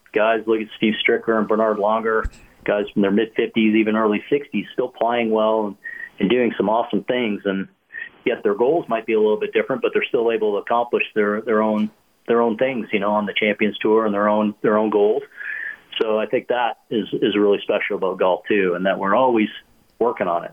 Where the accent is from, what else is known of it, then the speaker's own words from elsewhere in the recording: Canada; as a kid growing up in Canada